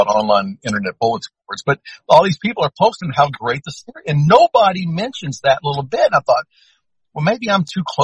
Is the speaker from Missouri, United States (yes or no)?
no; Louisiana, United States; I'm from Louisiana